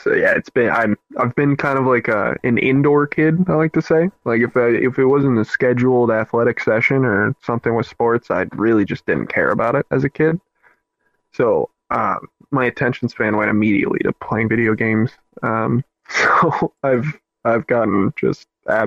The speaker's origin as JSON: {"language": "English", "region": "the South", "country": "United States", "said": "I'm from the South."}